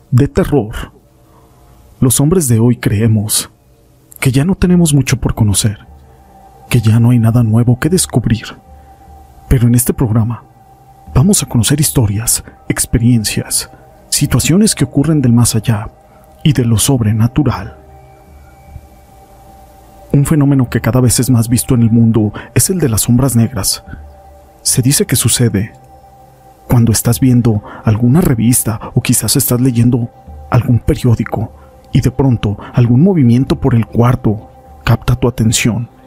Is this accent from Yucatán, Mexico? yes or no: no; Tampico Alto, Veracruz, Mexico; Como yo soy de Tampico Alto, me iba desde el viernes y me regresaba a mi pueblo hasta el domingo por la noche.